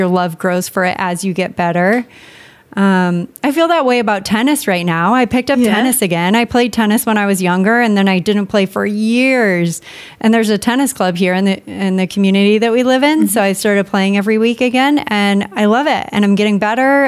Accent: San Diego, California, United States; now in Maine, United States; I grew up in San Diego

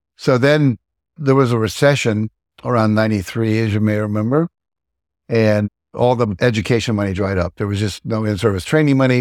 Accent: Wheeling, West Virginia, United States; moved away; also born or lived in Texas / Martins Ferry, Ohio; I grew up in Wheeling, West Virginia, born in Texas

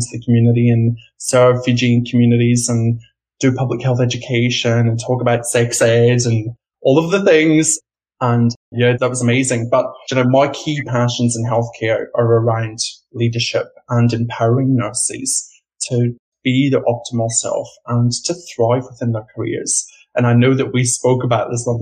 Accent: Scotland, United Kingdom; moved away as an adult; also born or lived in London, United Kingdom; now in Australia; I grew up in Scotland and I worked in the UK

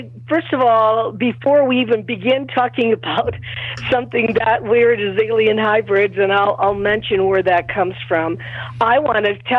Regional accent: Stratford, Ontario, Canada; also born or lived in Rome, Italy; I was born in Rome. I came at the age of 5 with my mother and father on a boat. We went to Stratford. My first school was in Stratford.

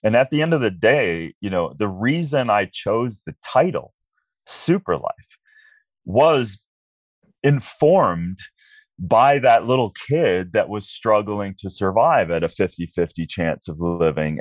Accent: Minnesota, United States; I was a regular kid growing up in Minnesota

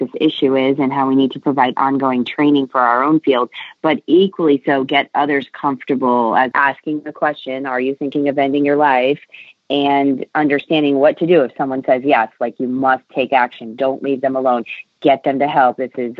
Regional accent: New England, United States; I grew up on Navy bases around the world and largely in New England and towards his latter years.

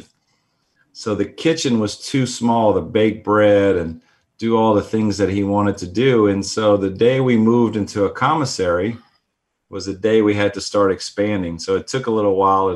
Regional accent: Texas, United States; we're from Texas

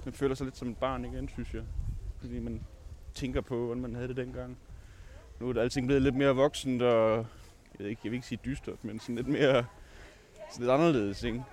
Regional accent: Svendborg, Southern Denmark, Denmark; moved away as an adult; also born or lived in Årslev, Denmark; now in Aarhus, Denmark; Jeg er egentlig født i Årslev, som ligger lidt uden for Odense, men jeg har boet i Svendborg næsten hele mit liv

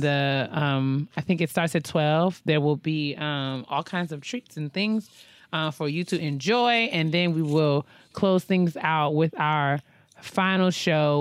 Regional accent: New York, United States; New York.

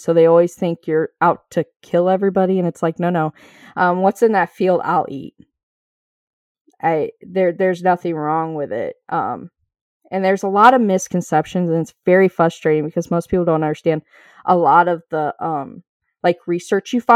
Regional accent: Indiana, United States; now in Ohio, United States; I didn't grow up in Ohio. I live in Ohio and I came from Indiana

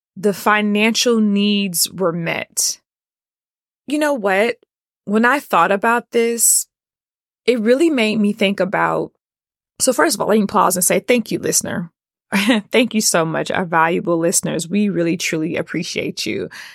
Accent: Atlanta, Georgia, United States; Born and raised in Atlanta.

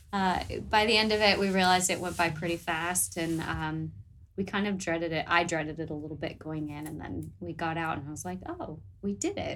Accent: United States; accent: American; moved away as an adult; now in New Zealand

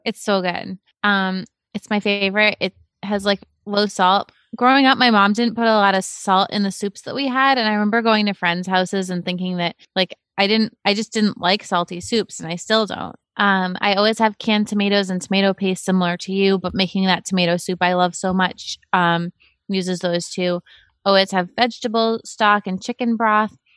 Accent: Cape Cod, Massachusetts, United States; I grew up in Cape Cod

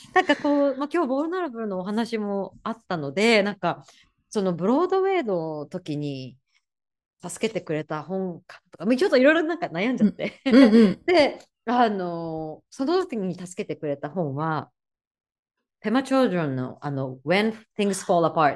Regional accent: Kanazawa, Ishikawa, Japan; now in New York, United States; 私は石川県金沢市出身なので

